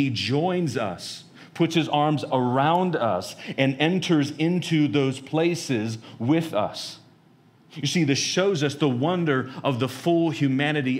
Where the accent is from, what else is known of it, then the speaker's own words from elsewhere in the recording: United States; as American Christians